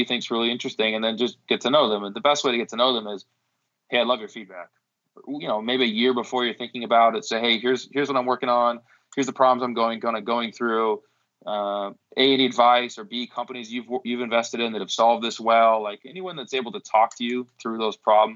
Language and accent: English; Seattle, Washington, United States; I grew up in Seattle